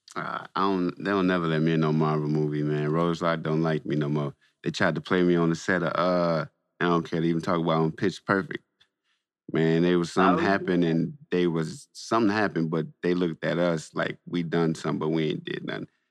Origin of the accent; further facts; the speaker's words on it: Saginaw, Michigan, United States; I'm from Saginaw